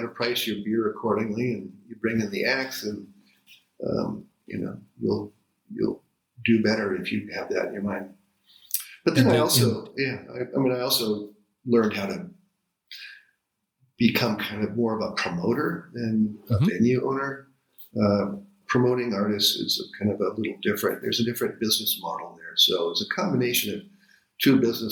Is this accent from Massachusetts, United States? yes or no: no; Seattle, Washington, United States; I grew up in Ballard